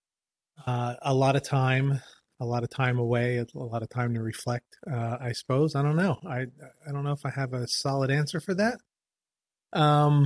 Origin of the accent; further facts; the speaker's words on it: Trenton, New Jersey, United States; growing up in Trenton